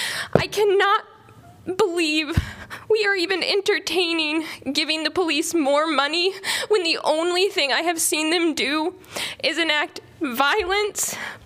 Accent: Burlington, Iowa, United States; Growing up in Burlington, Iowa

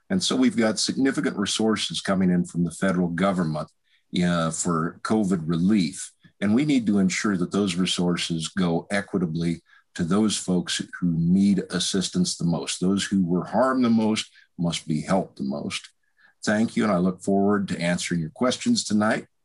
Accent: Wyoming, United States; now in Lone Tree, United States; I've lived here and in Nichols over in Muscatine County most of my life, although I am originally from Wyoming.

